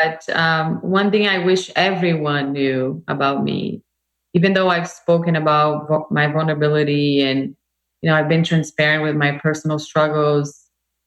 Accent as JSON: {"language": "English", "country": "Brazil", "moved": "yes", "said": "I come from Brazil, a very multicultural country, right? My heritage is like, I grew up in this world"}